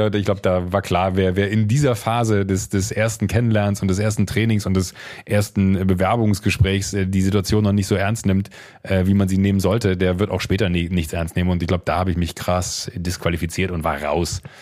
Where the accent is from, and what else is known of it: Viersen district, Mönchengladbach area, North Rhine-Westphalia, Germany